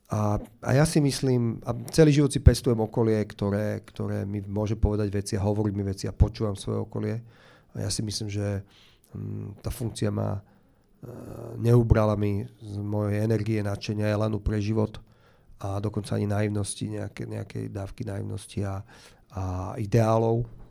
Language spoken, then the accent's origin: Slovak; Slovakia; also born or lived in Bratislava; Som hrdý Slovák, mám rád Slovensko